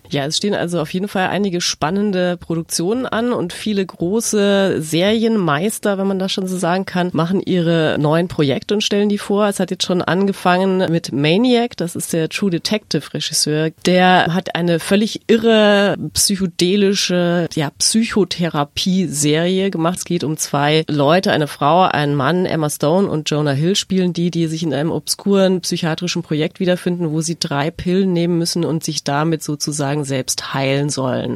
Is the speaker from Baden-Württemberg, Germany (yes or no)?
no; Munich, Bavaria, Germany; ich komme aus München